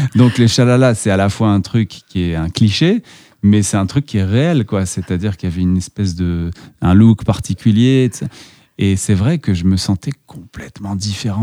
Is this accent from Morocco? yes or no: yes; Casablanca, Casablanca-Settat, Morocco; moved away as an adult; also born or lived in Strasbourg, France / Paris, France; now in France; on, est natif du Maroc